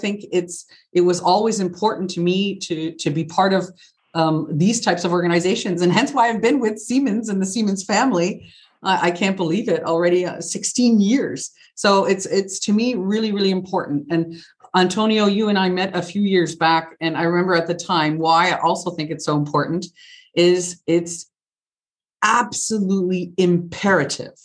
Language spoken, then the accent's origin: English; Canada; moved away as an adult; also born or lived in United Kingdom; now in Germany; I am Canadian, born and raised, and of Italian descent